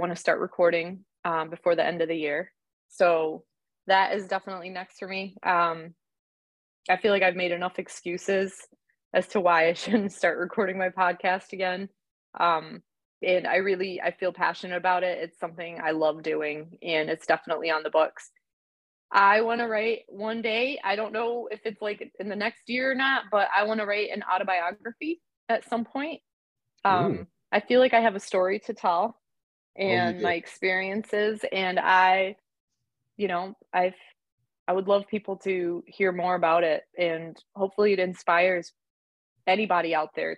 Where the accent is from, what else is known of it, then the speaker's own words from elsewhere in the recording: New York, United States; moved away; also born or lived in Austria / Dearborn, Michigan; growing up in New York